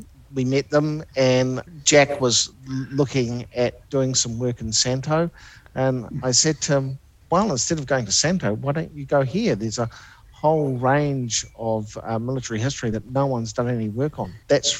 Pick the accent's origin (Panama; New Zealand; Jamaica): New Zealand; him and my mother immigrated to New Zealand, and hence I'm a New Zealander.